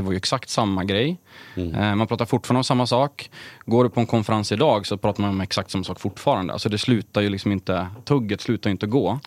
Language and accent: Swedish; Sundsvall, Västernorrland County, Sweden; Jag började jobba på ett elbolag som fanns i Sundsvall där jag är uppvuxen